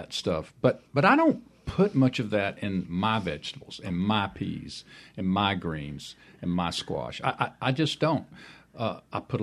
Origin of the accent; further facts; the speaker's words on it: the South, United States; I grew up eating Southern food. I'm obviously from the South.